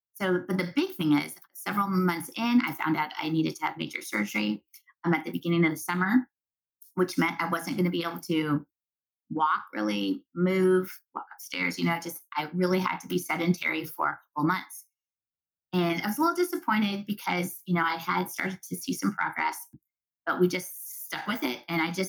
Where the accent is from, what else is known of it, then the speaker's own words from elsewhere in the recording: Southwest, United States; I'm also from the Southwest. Corn is king in the Southwest.